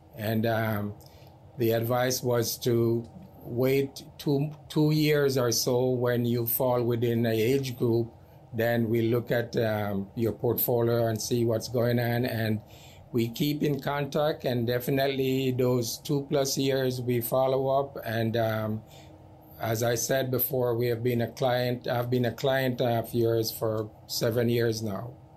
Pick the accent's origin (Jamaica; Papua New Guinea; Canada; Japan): Jamaica; moved away; I am from Jamaica